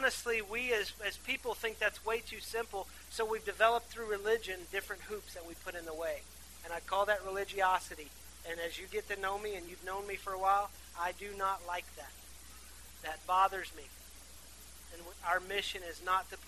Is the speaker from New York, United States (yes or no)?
no; Athens, West Virginia, United States; I grew up in Athens. It's a beautiful place. It's a small town in West Virginia